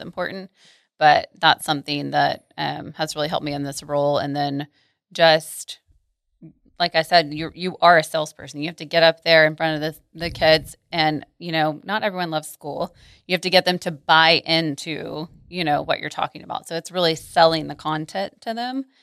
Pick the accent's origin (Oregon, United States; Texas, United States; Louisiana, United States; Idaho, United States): Texas, United States; Arlington; also born or lived in Mansfield, Texas / College Station, Texas; I'm from here. So I grew up in Arlington, in Mansfield, and have never left the Metroplex